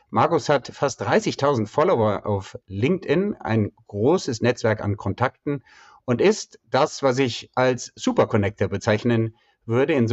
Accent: Bonn, North Rhine-Westphalia, Germany; born there; now in Berlin, Germany; die Herkunft aus dem Rheinland, sogar die Stadt Bonn. Wir haben uns im Vorgespräch darüber ausgetauscht mein Geburtsort. Ja, meiner auch, genau. Und es leben die Rheinländer im Exil. Du, dich hat es an den Main verschlagen, mich an die Spree.

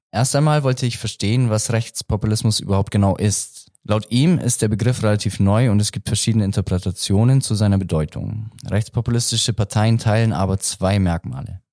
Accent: Augsburg, Bavaria, Germany; ich komme aus Augsburg

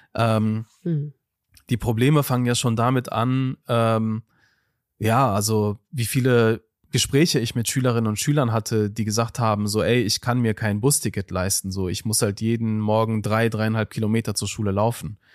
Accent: Duisburg, North Rhine-Westphalia, Germany; in Duisburg-Marxloh, wo ich aufgewachsen bin

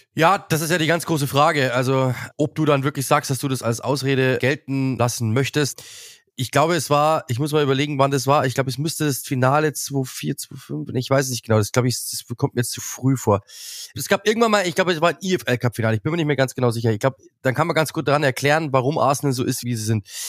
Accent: Munich, Bavaria, Germany; ich komme aus München

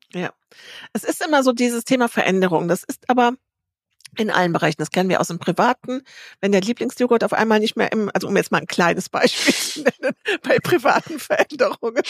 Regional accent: Bad Honnef, North Rhine-Westphalia, Germany; ich komme aus Bad Honnef

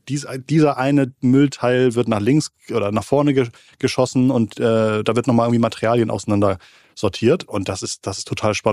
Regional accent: Hamburg, Germany; als Hamburger kann ich vielleicht einem Münchner nicht so wirklich Wettbewerb machen

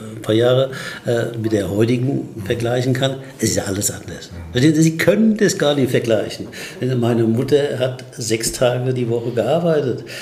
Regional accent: Aschaffenburg, Bavaria, Germany; in Aschaffenburg, wo ich aufgewachsen bin

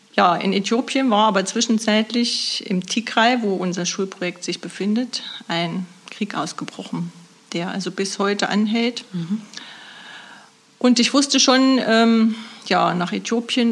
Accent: Nordhausen, Thuringia, Germany; ich komme aus Nordhausen und arbeite seit nunmehr 16 Jahren als Buchhalterin im Caritas Altenpflegezentrum in Nordhausen

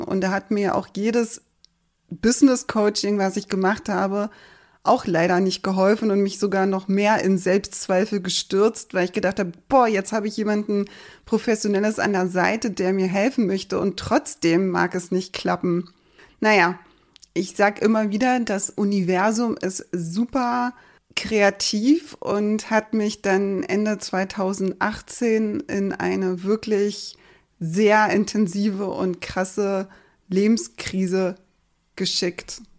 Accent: Berlin, Germany; moved away as an adult; now in Schleswig-Holstein, Germany; ich komme ursprünglich aus Berlin, wurde dort geboren

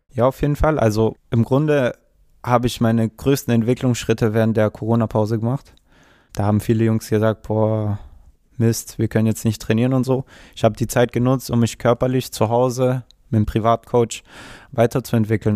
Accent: Stuttgart, Baden-Württemberg, Germany; also born or lived in Ulm; ich bin sogar in Cannstatt geboren

